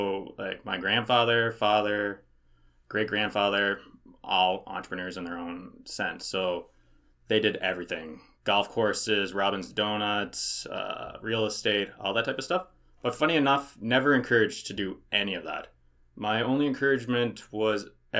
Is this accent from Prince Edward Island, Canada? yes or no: yes; Prince Edward Island, Canada; now in Kelowna, Canada; I'm originally from the East Coast of Canada, Prince Edward Island. So you can hear my accent if I say Marsbar, car, far, no.